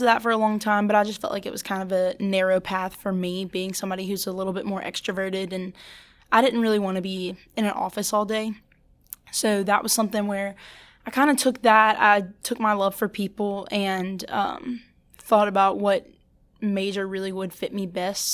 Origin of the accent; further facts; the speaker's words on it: St. Francisville, Louisiana, United States; I'm actually from Saint Francisville, Louisiana